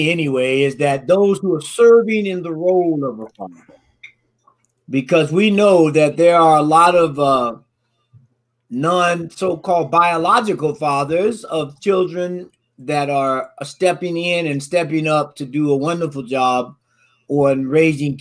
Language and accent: English; Florida, United States; moved away; I'm from Florida originally